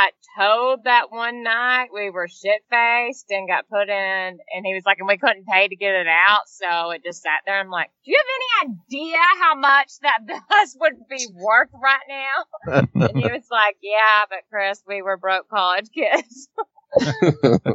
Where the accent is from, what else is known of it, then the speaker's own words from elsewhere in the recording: Dalton, Georgia, United States; moved away as an adult; also born or lived in Mountain View, California / New York / London; I was born and raised in Georgia.